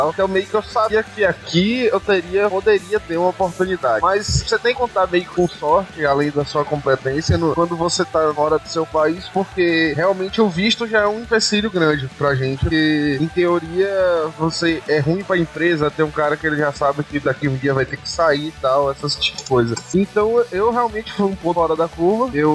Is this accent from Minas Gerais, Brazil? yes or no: yes; Belo Horizonte, Minas Gerais, Brazil; Eu sou de, eu sou de BH